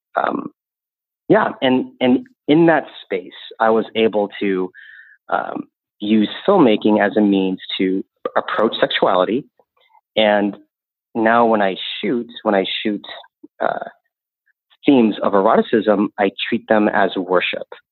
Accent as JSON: {"language": "English", "region": "the Bible Belt", "country": "United States", "tie": "born or raised there", "said": "I grew up in the Bible Belt"}